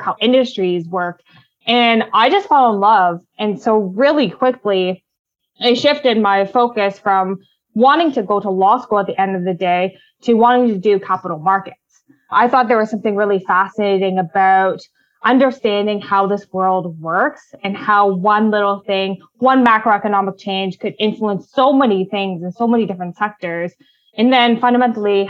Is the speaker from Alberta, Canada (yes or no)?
no; Ottawa, Ontario, Canada; I was born and raised in Ottawa